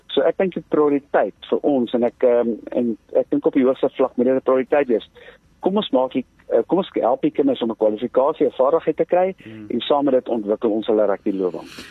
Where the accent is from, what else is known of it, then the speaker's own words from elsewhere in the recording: Johannesburg, Gauteng, South Africa; Ek kom van Johannesburg af